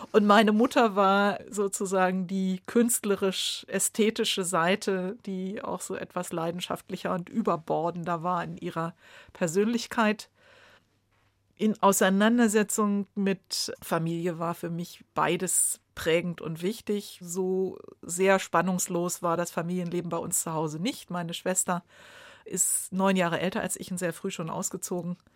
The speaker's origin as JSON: {"language": "German", "town": "Braunschweig", "region": "Lower Saxony", "country": "Germany", "tie": "born or raised there", "said": "In einer experimentellen Theatergruppe in Braunschweig, wo ich geboren bin und zur Schule gegangen bin."}